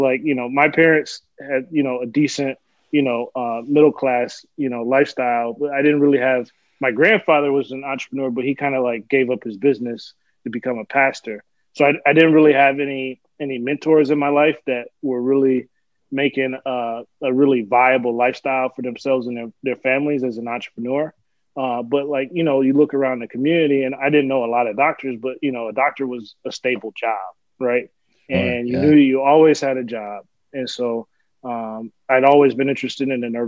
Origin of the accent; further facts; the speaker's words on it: West Michigan, United States; moved away as an adult; also born or lived in Albion, Michigan; now in Rochester, United States; I originally grew up in Michigan. So born and raised in Michigan. Spent most of my life in West Michigan